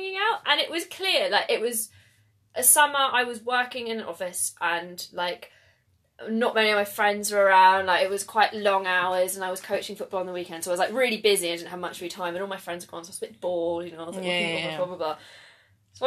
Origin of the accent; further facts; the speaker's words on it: England, United Kingdom; I'm so English